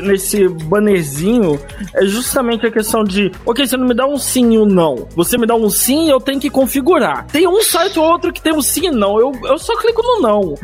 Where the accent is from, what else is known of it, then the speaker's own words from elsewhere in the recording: Brazil; eu sou brasileiro, tô no Brasil